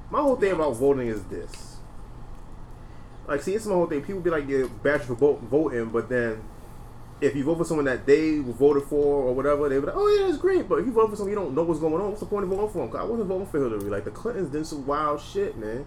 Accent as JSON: {"language": "English", "town": "New York City", "region": "New York", "country": "United States", "said": "We're from New York"}